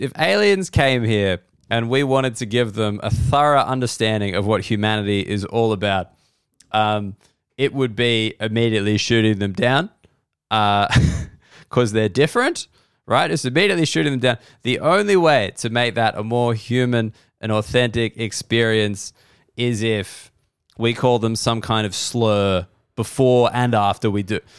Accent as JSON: {"language": "English", "country": "Australia", "said": "I'm an Australian person."}